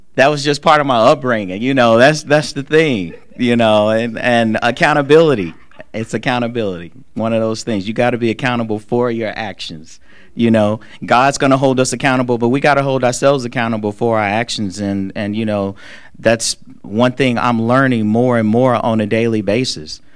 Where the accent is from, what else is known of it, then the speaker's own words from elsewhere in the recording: Charlotte, North Carolina, United States; I'm just a little kid from the hood. Like I'm I'm from West Boulevard right here in Charlotte. Like I and I, you know, I love my neighborhood